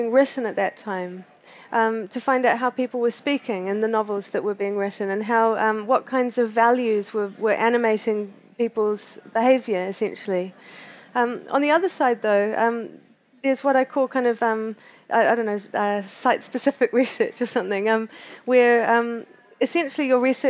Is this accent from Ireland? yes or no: no; Christchurch, Canterbury, New Zealand; also born or lived in Canada; I grew up in Christchurch, which is on the east coast of the South Island of New Zealand